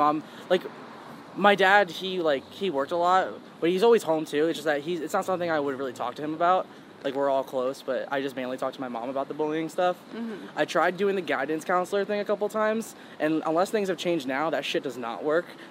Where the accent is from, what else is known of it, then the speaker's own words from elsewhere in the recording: Charlotte, North Carolina, United States; also born or lived in Queens, New York / Long Island, New York; I was raised like half of my childhood in Long Island, New York, and then half of it in Charlotte, North Carolina, which is where I still live now